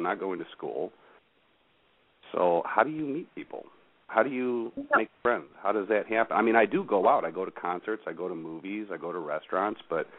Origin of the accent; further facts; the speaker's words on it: Chicago, Illinois, United States; moved away as an adult; now in Tucson, United States; I moved away from my home in Chicago where I'd lived all my life. I've been in Tucson for 2 years.